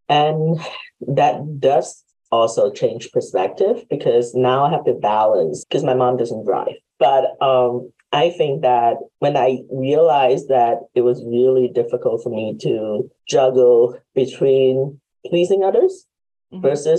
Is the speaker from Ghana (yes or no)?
no; Hong Kong; moved away; because I am originally from Hong Kong. Mm-hmm. So my parents came because my grandparents were here. So they applied for us and sponsored for us to come over.